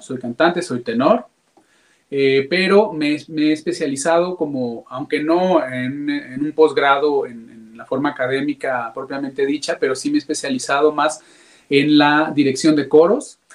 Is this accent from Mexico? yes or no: yes; Guadalajara, Jalisco, Mexico; Soy originario aquí de Guadalajara, Jalisco